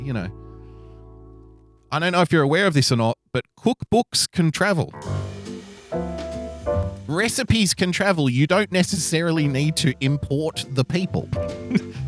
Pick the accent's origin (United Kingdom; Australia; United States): Australia; as an Australian